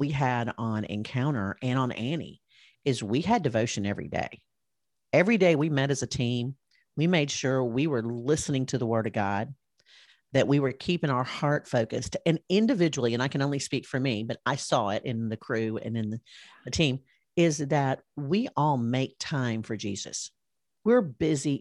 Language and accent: English; Alabama, United States; they all knew I was from Alabama